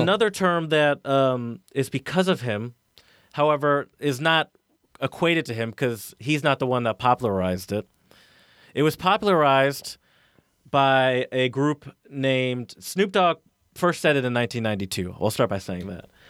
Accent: the South, United States; I grew up in the South

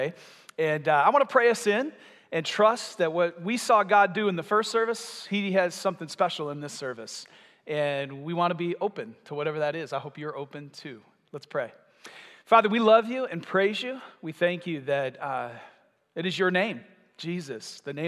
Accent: Michigan, United States; now in Vero Beach, United States; we're from Michigan

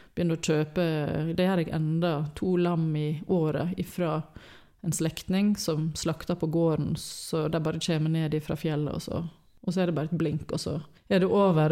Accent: Western Norway, Norway; moved away; vi var hjemme på Vestlandet

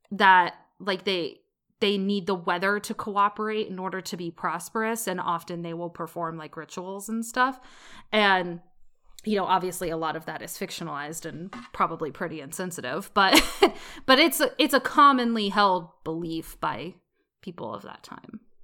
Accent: United States; growing up in America

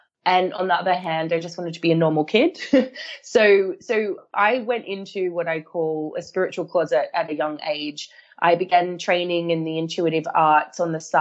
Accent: Australia; moved away; I grew up in Australia

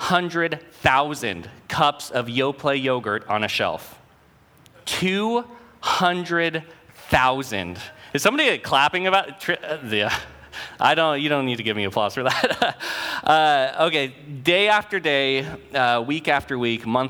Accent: Oregon City, Oregon, United States; I grew up in Oregon City, a mile from where this career doing yogurt started

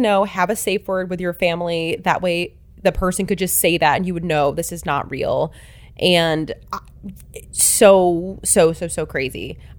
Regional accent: Michigan, United States; accent: Michigan; Like, I'm just a girl from the Midwest, you know, I just got rid of my Michigan accent, so.

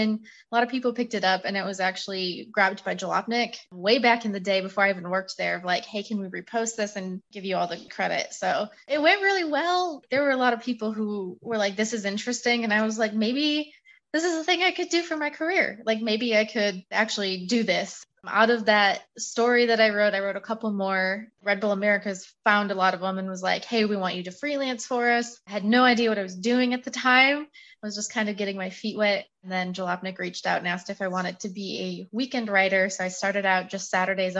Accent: Michigan, United States; I grew up in Michigan

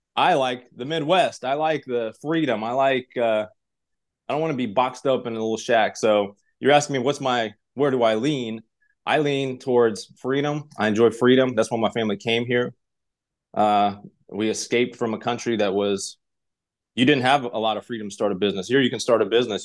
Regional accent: Tashkent, Uzbekistan; English is a second language; also born or lived in Russia; now in United States; I'm originally from Tashkent, Uzbekistan. Grew up there, uh, lived in Russia for part of time in a small little village in Kinyel.

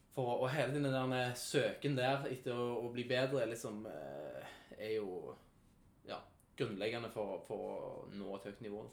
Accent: Sandnes, Rogaland, Norway; Jeg kommer fra Lura.

